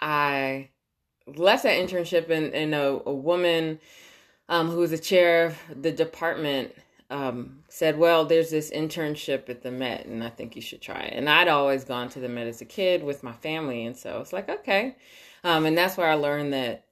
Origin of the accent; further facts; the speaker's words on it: New York, United States; born and raised in New York, was in the arts forever